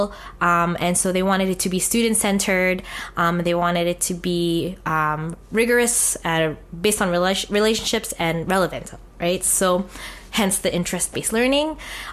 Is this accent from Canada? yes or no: yes; Winnipeg, Manitoba, Canada; I am a proud Filipinx Canadian born and raised in Treaty 1 territory. Born in Winnipeg's North End community